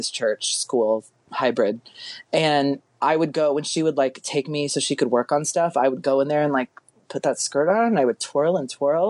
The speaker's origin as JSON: {"language": "English", "region": "Texas", "country": "United States", "moved": "yes", "said": "I'm from Texas originally."}